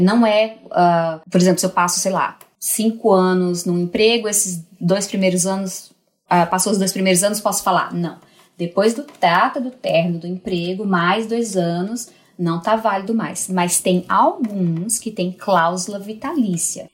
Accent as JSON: {"language": "Portuguese", "region": "Northeast Region", "country": "Brazil", "tie": "born or raised there", "also_born_or_lived": "Portugal", "moved": "as an adult", "said": "eu nasci mulher numa região machista, né? Sou nordestina"}